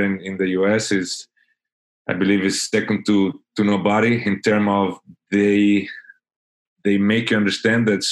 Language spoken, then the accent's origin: English; Italy; now in Fort Lauderdale, United States; I'm originally from Italy, but I moved to Fort Lauderdale, Florida, USA, in 2009.